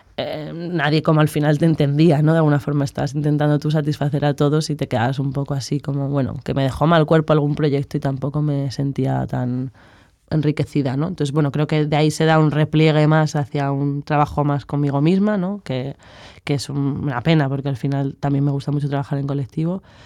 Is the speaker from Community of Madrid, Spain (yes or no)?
yes; Madrid, Community of Madrid, Spain; moved away as an adult; now in Barcelona, Spain; vengo de Madrid y estudio filosofía